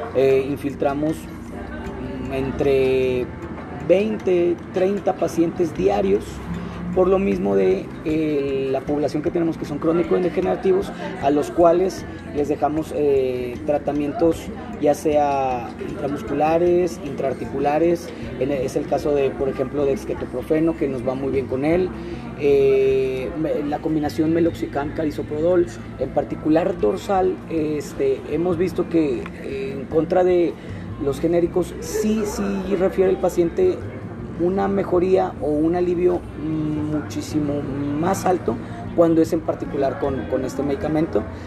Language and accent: Spanish; Monterrey, Nuevo León, Mexico; moved away as an adult; now in Puebla, Mexico; yo soy de Monterrey